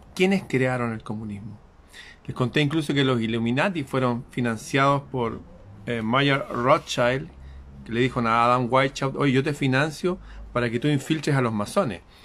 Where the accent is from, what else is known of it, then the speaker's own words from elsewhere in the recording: Chile; en mi país Chile